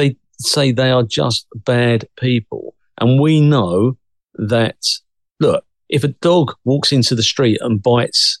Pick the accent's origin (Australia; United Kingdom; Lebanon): United Kingdom; also born or lived in Cressing, Essex; the UK's ours